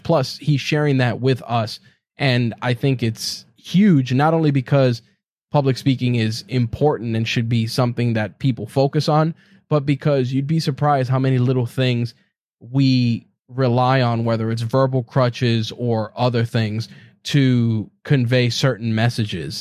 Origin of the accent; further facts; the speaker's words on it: New York, United States; As a New Yorker